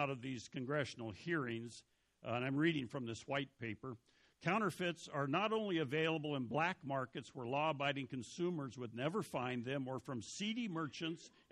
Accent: Montana, United States; moved away as an adult; I'm this rube from Montana.

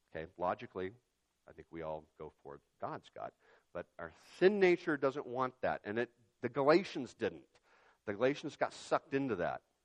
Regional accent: Yakima, Washington, United States; when I was growing up in Yakima

